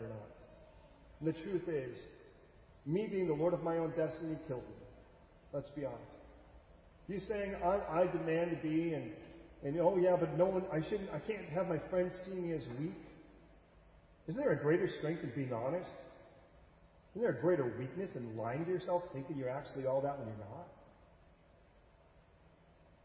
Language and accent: English; California, United States; also born or lived in Chicago, Illinois; spent most of my years in California